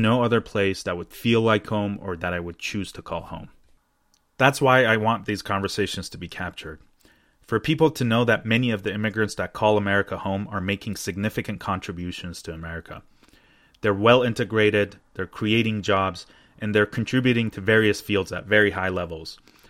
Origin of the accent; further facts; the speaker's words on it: United States; also born or lived in Iran; I myself moved to the U.S. when I was 11. And when I was growing up here, I always felt like I never quite fit in.